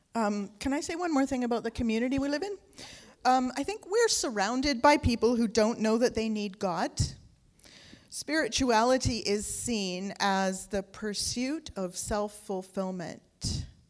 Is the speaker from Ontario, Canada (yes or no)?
no; North Vancouver, British Columbia, Canada; also born or lived in England; we moved to Canada from England when I was seven years old.